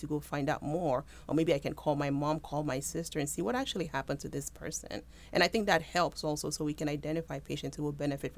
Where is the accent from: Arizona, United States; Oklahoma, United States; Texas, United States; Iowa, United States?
Texas, United States; Houston; So I moved here from Texas, but I always say Texas was my segue because my parents are actually Nigerian, so I'm a first-generation American.